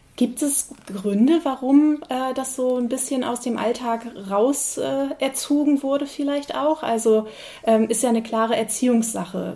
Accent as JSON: {"language": "German", "town": "Welt", "region": "Schleswig-Holstein", "country": "Germany", "tie": "born or raised there", "first_language": "German", "said": "ich bin hier aufgewachsen, meine Eltern sind hier groß geworden"}